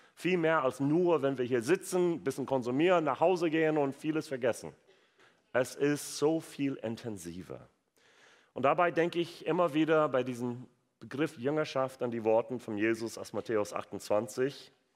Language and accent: German; United States; German is a second language; also born or lived in Wuppertal, Germany; now in Germany; gebürtiger Amerikaner